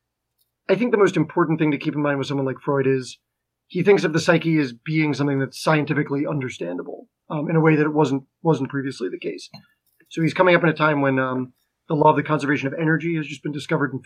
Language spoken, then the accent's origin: English; Garwood, New Jersey, United States; I'm from Garwood, New Jersey.